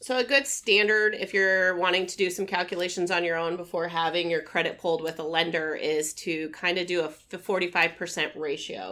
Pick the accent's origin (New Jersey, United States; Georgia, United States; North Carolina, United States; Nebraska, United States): Nebraska, United States; Omaha; born and raised in Omaha, lived here all my life